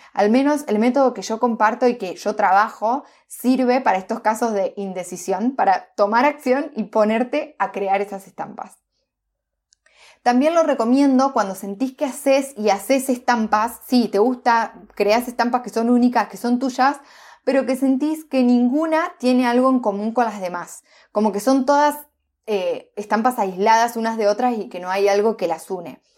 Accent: Entre Ríos, Argentina; moved away; also born or lived in Neuquén; yo soy de Entre Ríos, una provincia de, Argentina.

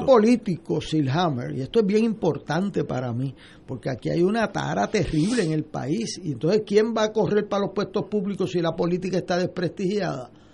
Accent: Puerto Rico; como puertorriqueño

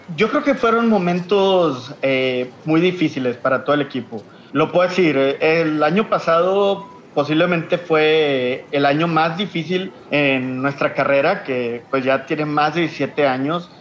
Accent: Monterrey, Nuevo León, Mexico; soy de Monterrey, Nuevo León. Creo que se me nota en el acento

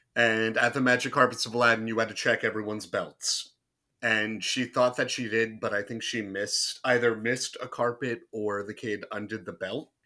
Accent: southern New Jersey, United States; moved away as an adult; also born or lived in Orlando, Florida; I'm from Jersey

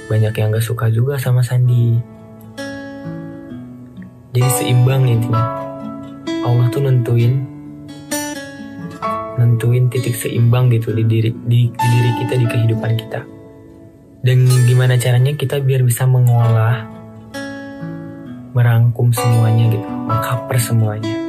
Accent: Sukabumi, West Java, Indonesia; bahasa Sunda itu ya bahasa Sunda kan di Sukabumi gitu di kampung di kampung kalau kalau Indonesianya di kampung aku

